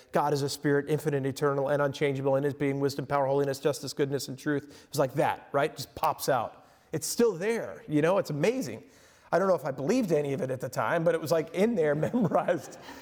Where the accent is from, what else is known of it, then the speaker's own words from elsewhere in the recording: Long Island, New York, United States; also born or lived in Lake Michigan coast; now in Michigan, United States; I grew up on Long Island in New York